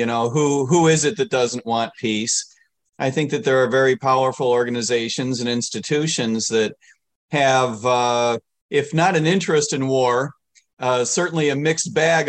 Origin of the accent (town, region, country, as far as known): United States